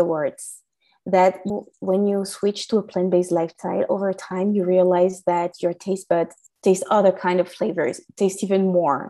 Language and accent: English; France; English is a second language; As you can hear from my accent, I was raised in France